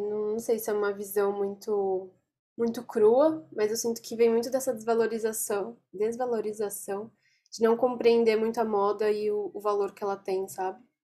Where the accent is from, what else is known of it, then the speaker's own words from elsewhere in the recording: São Paulo, Brazil; eu sou de São Paulo